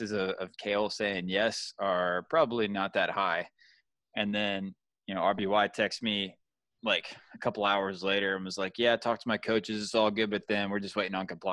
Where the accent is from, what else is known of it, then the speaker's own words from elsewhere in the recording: Georgia, United States; moved away; I'm from Georgia, and we want to go home and see family so bad